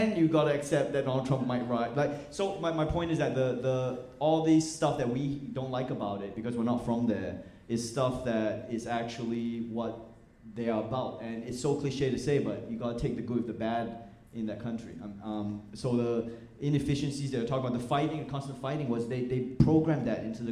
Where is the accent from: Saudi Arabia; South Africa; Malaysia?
Malaysia; moved away as an adult; also born or lived in Australia; now in United States